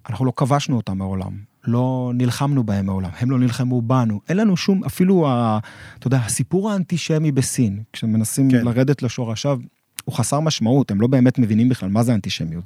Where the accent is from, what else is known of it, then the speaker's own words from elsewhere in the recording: Israel; אני, אני כישראלי